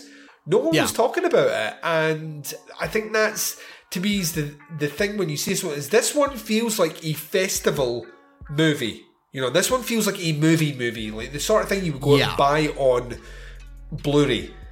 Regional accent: Scotland, United Kingdom; I'm Scottish.

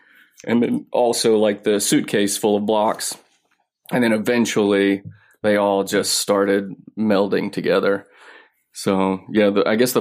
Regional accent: Mississippi, United States; now in Los Angeles, United States; I live in LA, but I'm from Mississippi

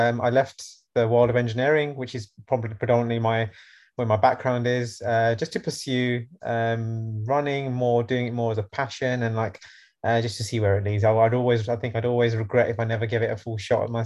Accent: London, United Kingdom; I'm from London

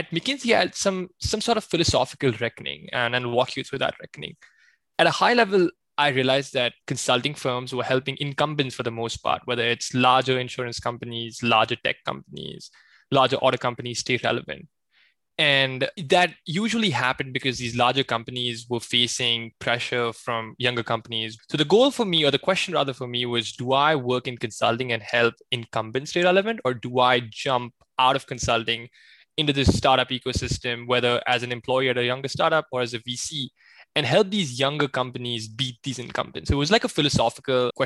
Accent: Pune, Maharashtra, India; moved away as an adult; now in United States; So I was born and raised in India, in a city called Pune, which is not too far away from Mumbai, and eventually moved to the States from undergrad in 2016.

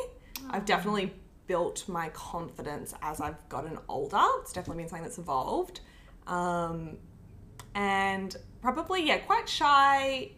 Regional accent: Canberra, Australian Capital Territory, Australia; moved away as an adult; also born or lived in Brisbane; now in Sydney, Australia; For me, I left home at 18. So I grew up in Canberra and then I moved to Brisbane for a year and then I moved down to Sydney.

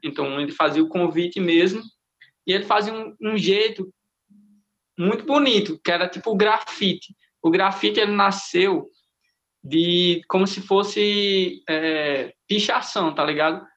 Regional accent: Currais Novos, Rio Grande do Norte, Brazil; now in Caicó, Brazil; minha cidade é Currais Novos, que eu sou de Currais, mas eu moro em Caicó

